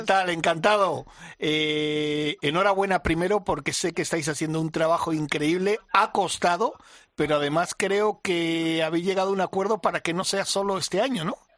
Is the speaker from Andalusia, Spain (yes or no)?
no; Mallorca, Balearic Islands, Spain; moved away; mi tierra